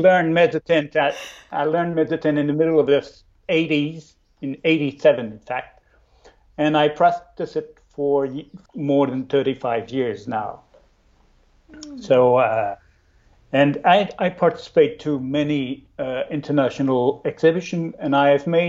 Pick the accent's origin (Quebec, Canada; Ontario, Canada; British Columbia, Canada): Quebec, Canada; Chicoutimi; now in Trois-Rivières, Canada; I learned my art at the college in my hometown in Chicoutimi